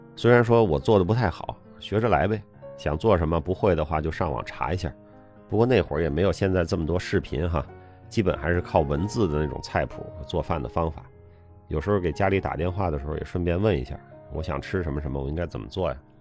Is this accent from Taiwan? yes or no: no; China; moved away as an adult; also born or lived in Beijing, China / United Kingdom; 我们中国人